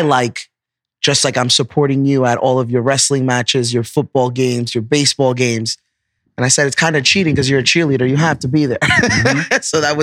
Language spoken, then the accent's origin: English; New York City, New York, United States; also born or lived in Long Island City, Queens; I was born and raised in Harlem. New York City is all I know